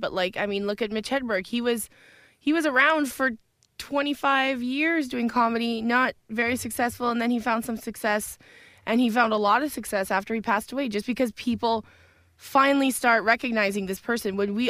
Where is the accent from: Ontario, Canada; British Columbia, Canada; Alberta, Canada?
Alberta, Canada; Edmonton; My hometown hosting